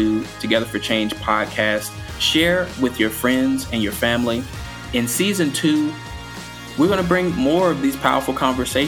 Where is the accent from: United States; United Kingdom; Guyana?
United States; Alabaster, Alabama; This place is called Alabaster, Alabama. It's the place that raised me. The neighborhood I grew up in was literally called the bottom